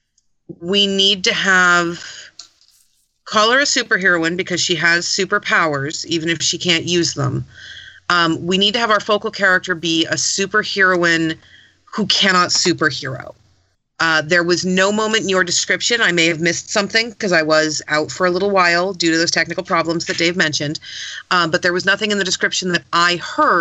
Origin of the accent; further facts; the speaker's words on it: California, United States; as a Californian